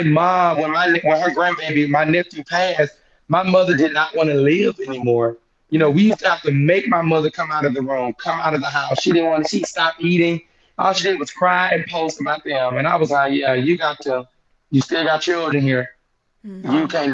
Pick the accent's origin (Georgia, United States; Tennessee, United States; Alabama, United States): Alabama, United States; Mobile; the Mobile, my hometown